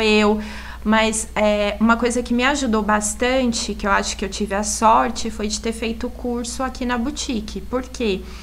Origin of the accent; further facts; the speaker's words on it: Assis, São Paulo, Brazil; moved away as an adult; now in Indaiatuba, Brazil; Eu sou de Assis, mas eu fui fazer faculdade em São Paulo